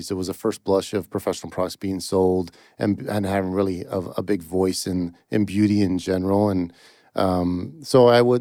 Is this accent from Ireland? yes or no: no; Toronto, Ontario, Canada; In Toronto, Canada.